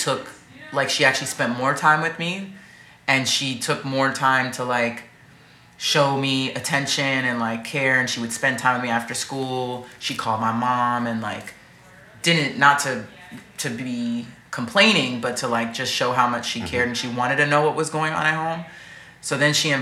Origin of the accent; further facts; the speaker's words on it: New York, United States; growing up in New York